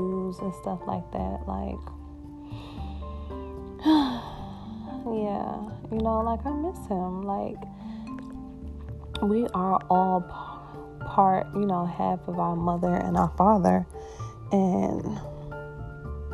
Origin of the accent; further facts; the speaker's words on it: Georgia, United States; also born or lived in Brooklyn, New York; I moved to Georgia when I was 8. I was born in Brooklyn